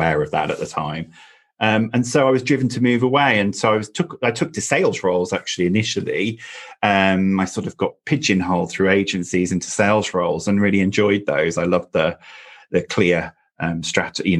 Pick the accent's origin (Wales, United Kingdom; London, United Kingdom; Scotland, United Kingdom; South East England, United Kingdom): Wales, United Kingdom; North; I grew up in North Wales in the UK in a very small town